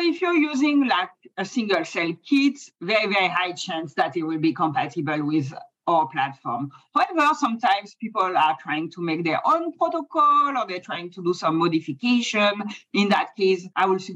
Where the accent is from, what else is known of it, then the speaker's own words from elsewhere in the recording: France; accent: French; English is a second language; moved away as an adult; now in San Diego, United States; I'm from France. That's the accent, even though I've been in the US for a long time.